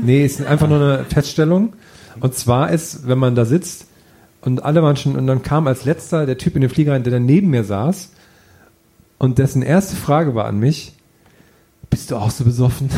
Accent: village near Ohrdruf, Thuringia, Germany; moved away; von einem Nachbarort meines Heimatdorfes

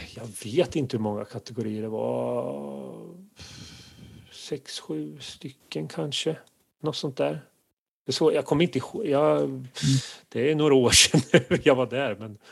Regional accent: near Kisa, Östergötland, Sweden; från Kisa som eh, ligger i eh, närheten där jag är uppvuxen

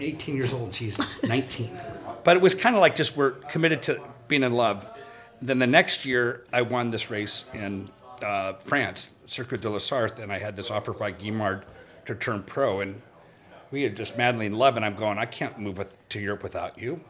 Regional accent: Los Angeles, California, United States; moved away; also born or lived in Reno, Nevada / Lake Tahoe; I grew up in I grew up in Los Angeles, moved to Reno, Lake Tahoe area

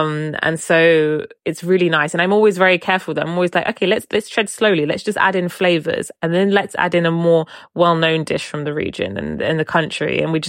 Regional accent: Oman; I was too afraid to tell them I was from Oman, now want to come to Oman.

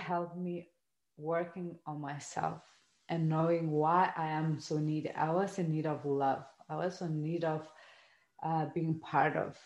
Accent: Lithuania; I come from Lithuania, a kind of family, a post-communist country

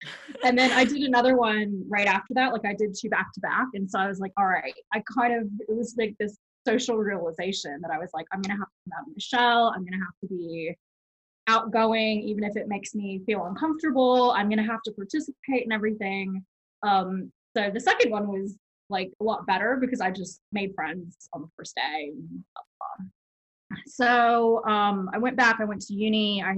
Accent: a town in Alabama on the Gulf Coast, United States; moved away as an adult; also born or lived in San Diego, California; So I was born in San Diego. And oh, nice. When I was about six, we moved to a town in Alabama, mm-hmm. on the Gulf Coast. And that's where my mom still lives, and that's where like most of my childhood was spent.

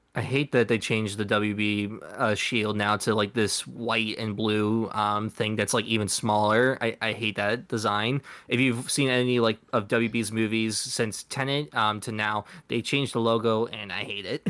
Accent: United States; we're from America

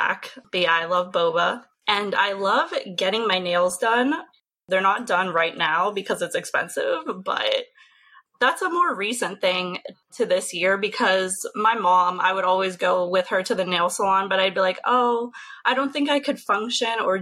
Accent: Pittsburgh, Pennsylvania, United States; now in Richmond, United States; I'm from Pittsburgh, Pennsylvania, and I really miss it

